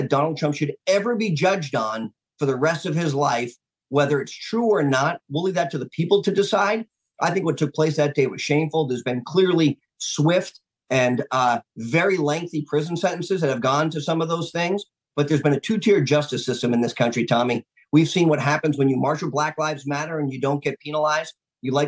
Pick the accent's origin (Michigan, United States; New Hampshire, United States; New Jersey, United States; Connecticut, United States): New Hampshire, United States; My home state of New Hampshire